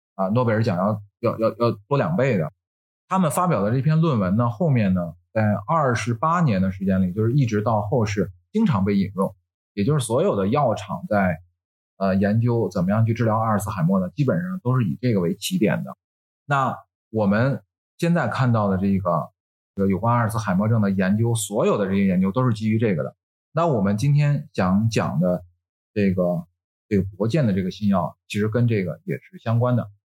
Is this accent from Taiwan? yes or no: no; Tianjin, China; accent: Tianjin dialect; 像我们天津，我，我是天津的，那我天津话，我随口就说